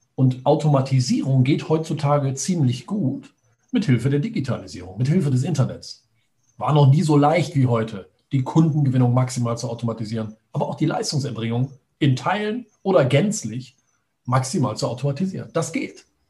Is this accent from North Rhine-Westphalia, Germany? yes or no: yes; Düsseldorf, North Rhine-Westphalia, Germany; ich komme aus Düsseldorf, bin 42 Jahre alt